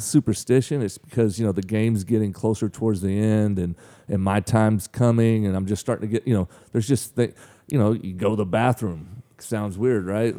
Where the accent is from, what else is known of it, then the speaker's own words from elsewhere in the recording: Mangum, Oklahoma, United States; moved away as an adult; also born or lived in Weatherford, Oklahoma; now in Frankfort, Illinois, United States; I was born there, but I was actually, I mean, I lived my whole entire life in Mangum. Um, I mean, I moved there when I was maybe one and, you know, lived there till I was, till I left high school